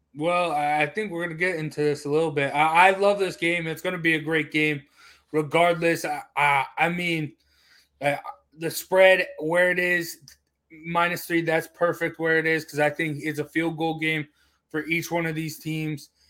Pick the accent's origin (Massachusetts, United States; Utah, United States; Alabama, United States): Utah, United States; I'm from Utah.